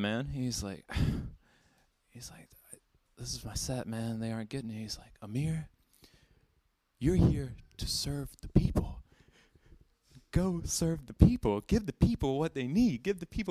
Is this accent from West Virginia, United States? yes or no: no; Alabama, United States; a native Alabamian